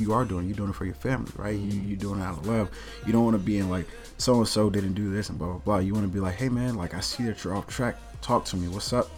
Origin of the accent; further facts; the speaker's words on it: the South, United States; also born or lived in Kansas City, Missouri; I'm from the South, so everybody, everybody's business